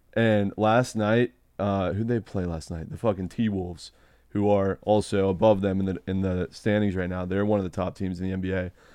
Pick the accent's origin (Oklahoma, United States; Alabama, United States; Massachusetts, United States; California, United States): California, United States; Newport Beach; moved away; I came from Newport Beach